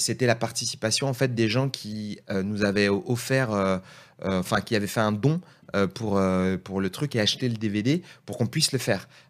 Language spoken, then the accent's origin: French; Seine-Saint-Denis, Île-de-France, France; on est de Seine-Saint-Denis tous les deux.